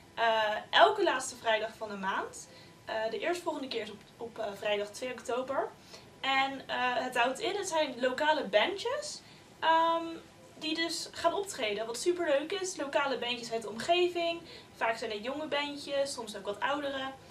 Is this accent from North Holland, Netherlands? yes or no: no; Leiden, South Holland, Netherlands; ik kom zelf uit Leiden